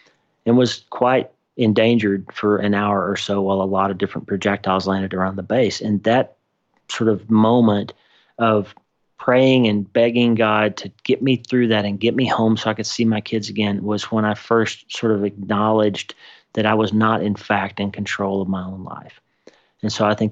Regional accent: southeastern Oklahoma, United States; also born or lived in Texarkana, Texas; I was born in Texarkana, Texas, and grew up in southeastern Oklahoma

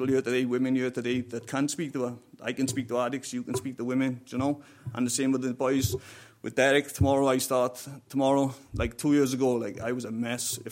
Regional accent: South Wales Valleys, United Kingdom; moved away as an adult; now in Ireland; I'm from the South Wales Valleys

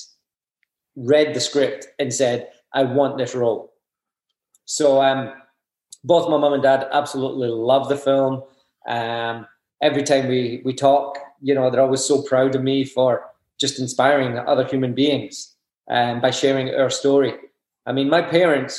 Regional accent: Scotland, United Kingdom; I grew up in Scotland

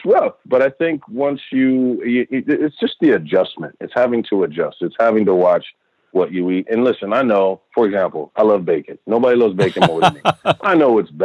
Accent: Texas, United States; I grew up in Texas

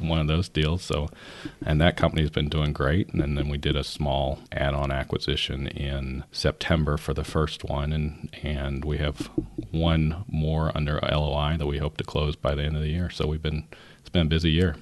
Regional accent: Northern California, United States; I was born in Northern California in the seventies

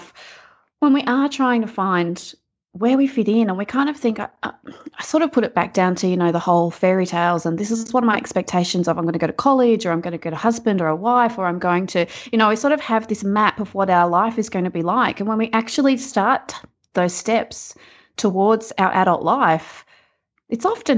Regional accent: rural New South Wales, Australia; also born or lived in Box Hill, Melbourne, Victoria; now in Melbourne, Australia; where I actually grew up is rural New South Wales on a farm

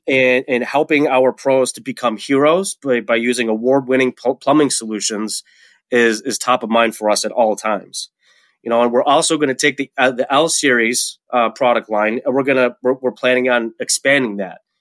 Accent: Webster, New York, United States; moved away as an adult; also born or lived in Colorado; now in Rochester, United States; I was born and raised in Webster, New York, which is, you know, a town in Rochester

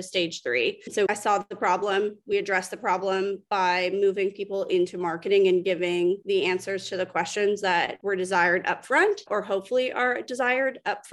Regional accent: Canada; moved away as an adult; now in Atlanta, United States; I'm Canadian, moved down to Atlanta, relocated to the US probably 7 years

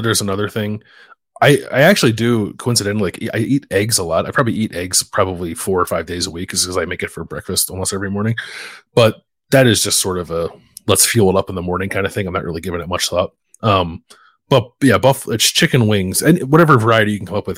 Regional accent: Philadelphia, Pennsylvania, United States; moved away; I have three guys that I grew up with in Philly

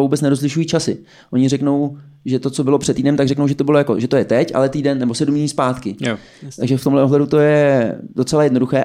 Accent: Czechia; My jako Češi

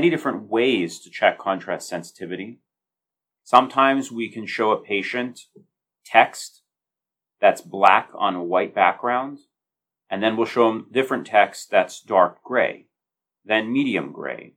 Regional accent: United States; moved away as an adult; also born or lived in Chicago, Illinois; now in Baltimore, United States; I'm originally from the Northeast, from New Jersey, New York.

